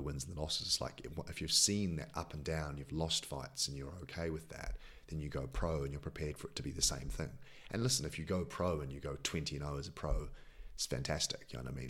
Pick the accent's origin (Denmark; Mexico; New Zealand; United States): New Zealand; now in Croydon, United Kingdom